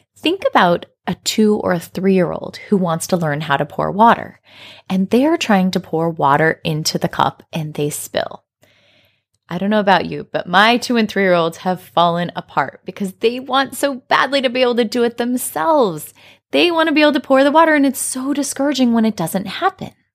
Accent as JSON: {"language": "English", "region": "Colorado", "country": "United States", "tie": "born or raised there", "said": "I grew up in Colorado in the United States"}